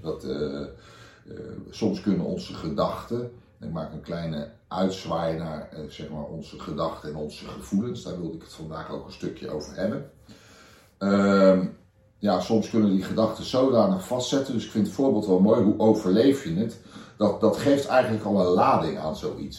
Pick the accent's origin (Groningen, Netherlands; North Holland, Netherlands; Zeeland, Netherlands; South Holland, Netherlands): South Holland, Netherlands; The Hague; ik kom uit Den Haag.